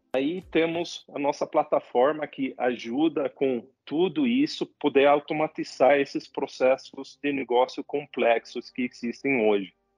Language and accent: Portuguese; Sweden; Portuguese is a second language; moved away as an adult; also born or lived in Latin America; eu sou sueco